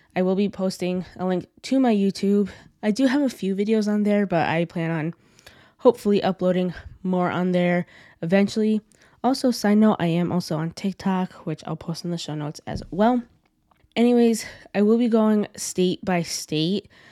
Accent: Connecticut, United States; my home state of Connecticut

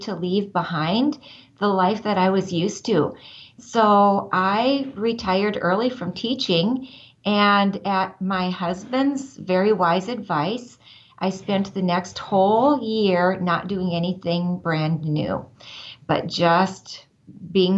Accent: Northwest Iowa, United States; I grew up in Northwest Iowa

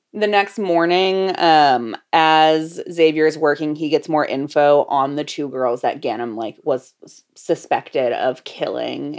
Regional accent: Florida, United States; growing up in Florida

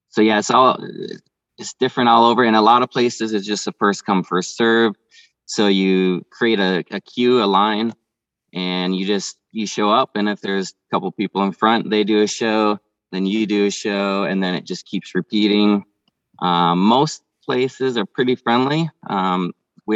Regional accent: Minnesota, United States; moved away; I'm originally from Minnesota

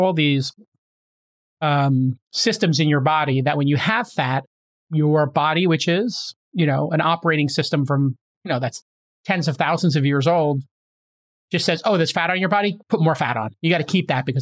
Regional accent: New York City, New York, United States; I grew up in Brooklyn where we break

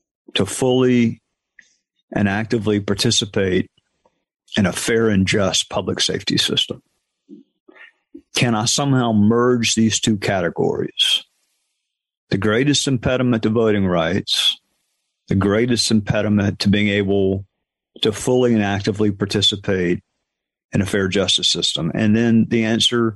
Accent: Spartanburg, South Carolina, United States; my hometown

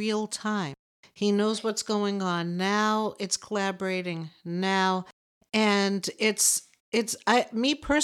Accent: Boston, Massachusetts, United States; we're from Boston

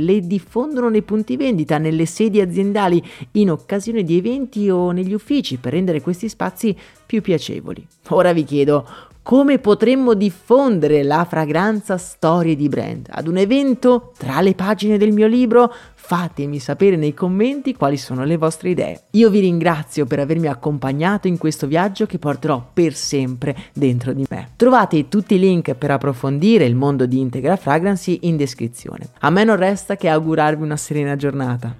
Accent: Italy; dalle mie parti

